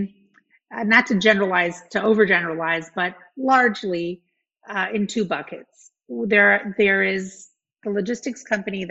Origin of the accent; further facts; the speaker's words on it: New York City, New York, United States; moved away as an adult; I grew up in Brooklyn, New York. So I'm you know, far away from where I grew up